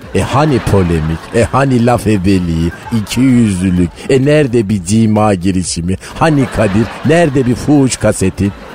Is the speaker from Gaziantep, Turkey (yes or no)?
no; Malatya, Turkey; ben Malatyalıyım